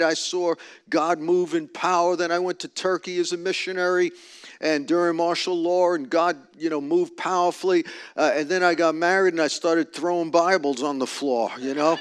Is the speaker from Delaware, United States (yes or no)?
no; New York, United States; moved away; I'm from New York. I just speak direct